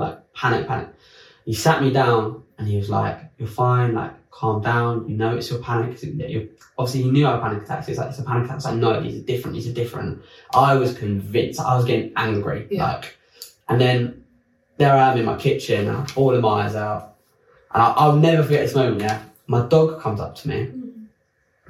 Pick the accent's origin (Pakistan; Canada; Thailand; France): France; moved away as an adult; also born or lived in London; I grew up in France